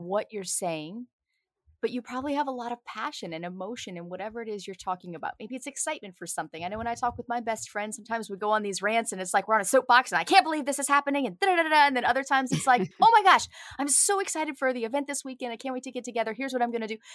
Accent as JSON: {"language": "English", "area": "right outside of New Orleans", "region": "Louisiana", "country": "United States", "tie": "born or raised there", "accent": "Southern", "said": "I'm from the South, born and raised right outside of New Orleans"}